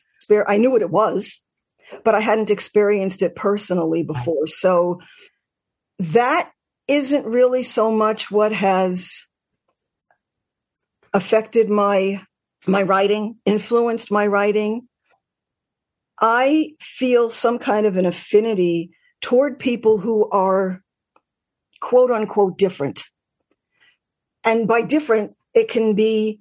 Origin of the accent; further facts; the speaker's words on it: New York City, New York, United States; I grew up in Queens, so attached to the island, but we didn't consider ourselves Long Island